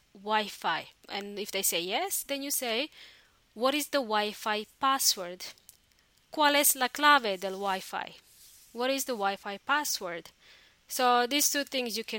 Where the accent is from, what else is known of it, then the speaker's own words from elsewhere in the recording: Australia; moved away as an adult; also born or lived in New Zealand; now in Chile; in my home country, Australia, and also New Zealand. I used to live in New Zealand for a long time